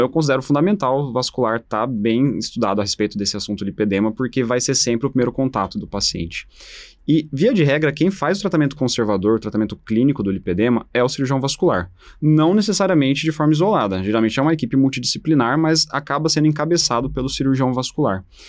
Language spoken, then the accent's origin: Portuguese; Paraná, Brazil; moved away as an adult; also born or lived in São Paulo; Eu sou original do Paraná, eu fiz minha formação na Faculdade de Medicina da Universidade Estadual de Londrina